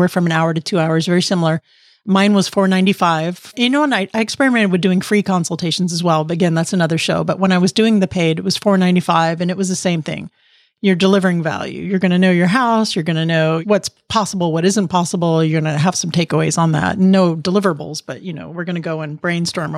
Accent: Miami, Florida, United States; now in Maryland, United States; I'm from Miami originally

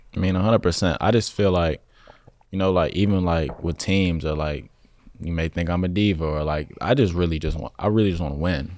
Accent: Chicago, Illinois, United States; moved away as an adult; now in Los Angeles, United States; growing up in Chicago or any, like, surrounding area

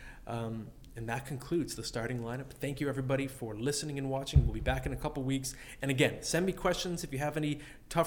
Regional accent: Ottawa, Ontario, Canada; also born or lived in London, Ontario; I grew up in Ottawa when I was a little kid

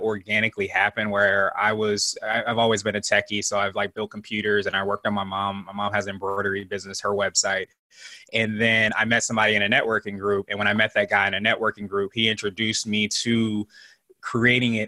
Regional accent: Virginia, United States; also born or lived in Wichita, Kansas / Las Vegas, Nevada; I actually am not your typical military kid because I've been in Virginia for most of my life since I was about 5 or 6.

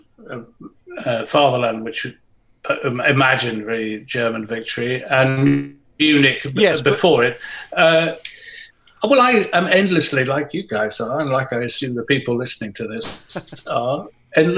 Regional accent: Nottingham, East Midlands, United Kingdom; I was born in Nottingham, there were still bomb sites there

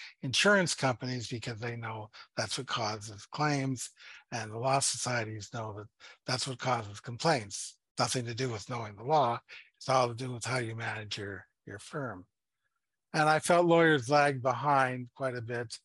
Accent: Toronto, Ontario, Canada; moved away as an adult; now in Ottawa, Canada; I was born and raised in Toronto

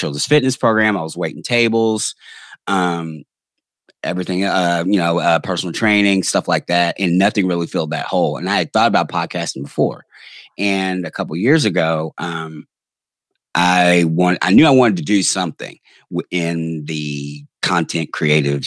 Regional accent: Louisville, Kentucky, United States; I'm from the front woods of Kentucky because I am from Louisville

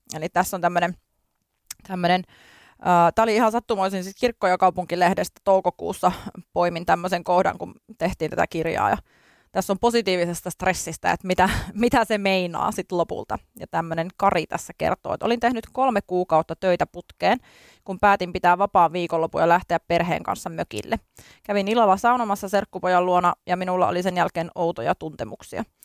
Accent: Kajaani, Kainuu, Finland; also born or lived in Tampere; now in Helsinki, Finland; tulen Kainuun korvesta, eli Kajaanista olen lähtöisin

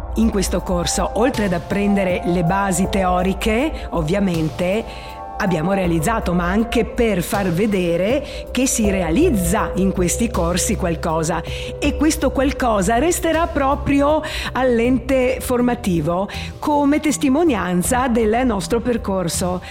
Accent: Trieste, Friuli-Venezia Giulia, Italy; Sono nata a Trieste, non ho origini triestine, prettamente triestine, anzi molto del sud, però Trieste mi ha dato i natali e ci vivo benissimo

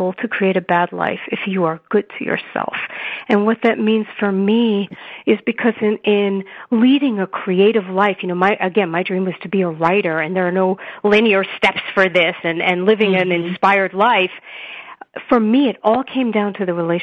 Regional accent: New York City, New York, United States; now in Denver, United States; I grew up in Brooklyn, New York to an Orthodox Jewish family

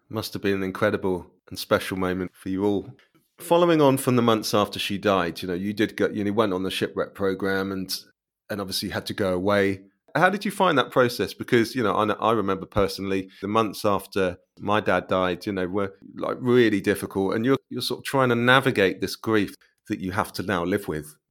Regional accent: Cambridge, East of England, United Kingdom; that is my hometown

